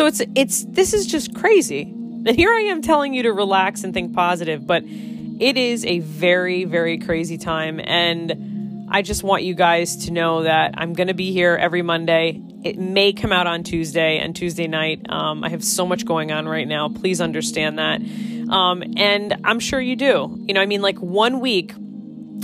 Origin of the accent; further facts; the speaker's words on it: Connecticut, United States; I'm from Connecticut